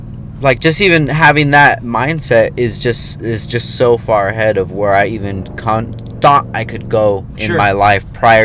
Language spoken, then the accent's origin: English; Oxnard, California, United States; I come from Oxnard, California